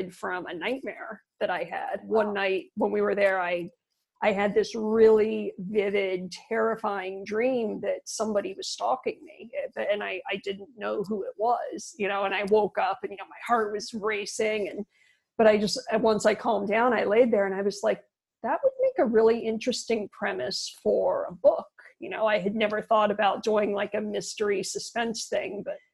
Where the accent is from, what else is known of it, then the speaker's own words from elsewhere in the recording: Florida, United States; moved away as an adult; also born or lived in New Zealand / Colorado / Malaysia; now in Spain; I grew up in Florida